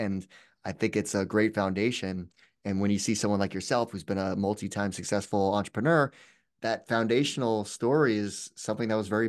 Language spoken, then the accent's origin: English; Manchester, New Hampshire, United States; I grew up in Manchester, New Hampshire